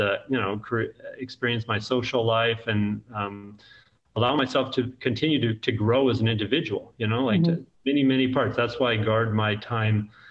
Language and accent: English; Central Valley, California, United States; also born or lived in Alabama; now in Mobile, United States; I grew up in California, but it's cold in the Central Valley